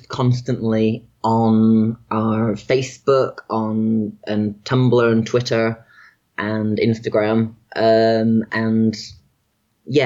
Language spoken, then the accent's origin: English; Manchester, North West England, United Kingdom; my hometown of Manchester in the UK